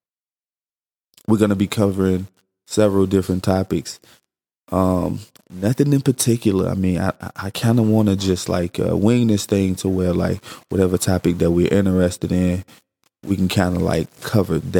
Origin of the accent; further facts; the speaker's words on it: Chicago, Illinois, United States; now in Arizona, United States; I'm from Chicago